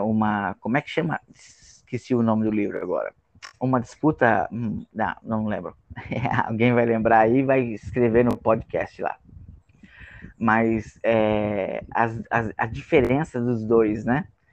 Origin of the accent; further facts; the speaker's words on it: Rio Grande do Norte, Brazil; eu sou do Rio Grande do Norte